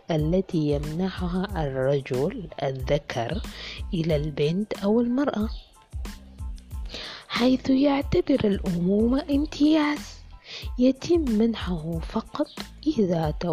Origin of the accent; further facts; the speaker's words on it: Sudan; إذا عايزين تعرفوا كيف القضاء نزيه وشفاف وعادل عندنا في السودان يكفي إنه ولا مرة أنصفني القضاء في قضية